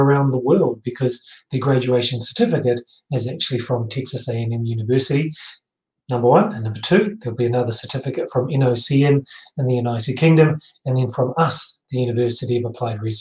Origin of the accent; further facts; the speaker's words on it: New Zealand; I'm a New Zealander.